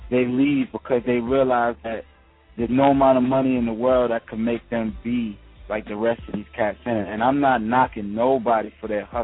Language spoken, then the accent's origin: English; New York City, New York, United States; I'm from the Heights. I'm from Uptown.